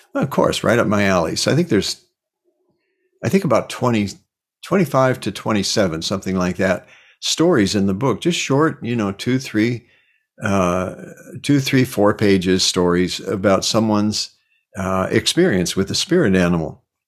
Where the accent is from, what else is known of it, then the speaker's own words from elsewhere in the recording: Cedar Rapids, Iowa, United States; moved away; also born or lived in California; I was born in Cedar Rapids